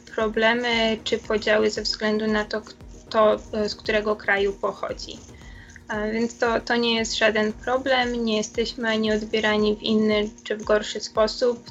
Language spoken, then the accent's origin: Polish; Poland; moved away as an adult; now in Virginia, United States; wszyscy jesteśmy z Polski